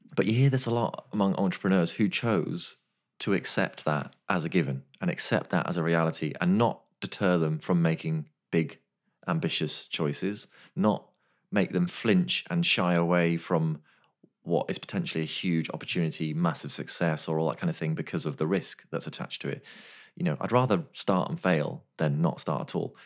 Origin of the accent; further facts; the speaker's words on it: Machynlleth, Wales, United Kingdom; I was born in Wales, Machynlleth Hospital.